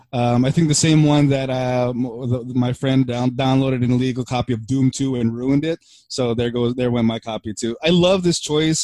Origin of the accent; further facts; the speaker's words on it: Burbank, California, United States; also born or lived in Philippines; I grew up in Burbank.